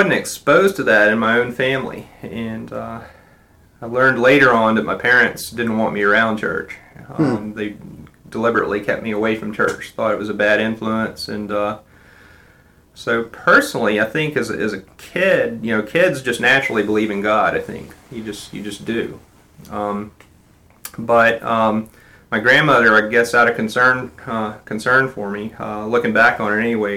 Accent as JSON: {"language": "English", "town": "Atlanta", "region": "Georgia", "country": "United States", "tie": "born or raised there", "said": "pretty much a Beaver Cleaver kind of growing up in the suburbs, just outside of the Atlanta city limits."}